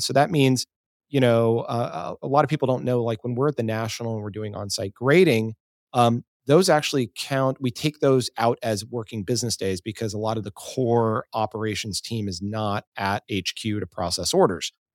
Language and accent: English; Dallas, Texas, United States; moved away as an adult; also born or lived in Seattle; I grew up in Dallas